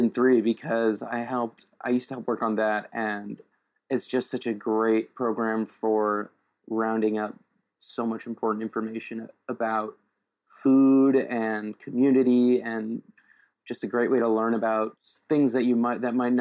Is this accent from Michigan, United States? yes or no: no; New York City, New York, United States; I'm originally from New York City, and I actually still live not far from where I grew up.